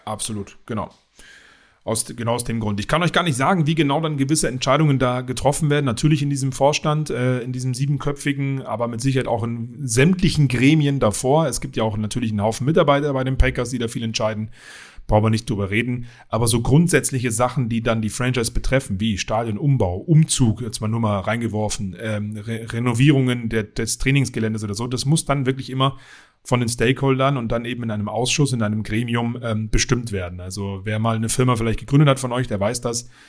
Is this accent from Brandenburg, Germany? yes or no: no; Berlin, Germany; moved away as an adult; also born or lived in Dingolfing, Bavaria; now in Bavaria, Germany; ich bin eigentlich Dingolfinger, aber in Berlin aufgewachsen